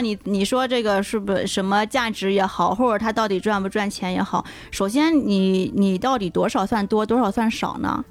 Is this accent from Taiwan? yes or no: no; China; 我们 中国人的嘴巴接受到的很多的味觉，它是在中国的这种状态的